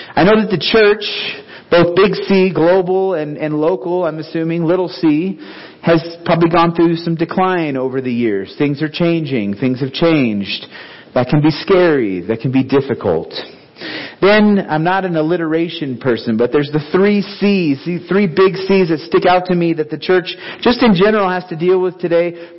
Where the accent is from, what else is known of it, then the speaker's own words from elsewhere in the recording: Clovis, New Mexico, United States; moved away; also born or lived in Concord, California / Renton, Washington / Seattle, Washington / Africa; we both grew up in Clovis, New Mexico.